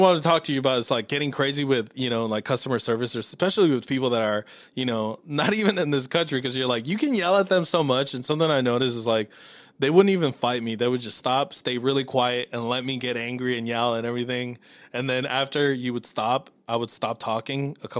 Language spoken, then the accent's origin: English; Los Angeles, California, United States; born or raised there; now in Dallas, United States